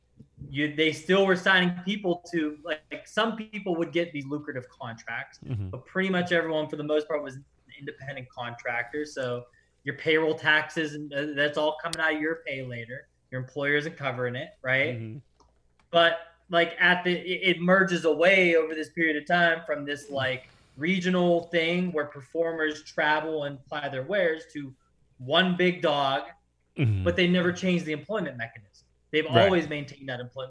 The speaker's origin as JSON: {"language": "English", "town": "Pittsburgh", "region": "Pennsylvania", "country": "United States", "said": "I'm from Pittsburgh area, like Bruno Sammartino was our guy"}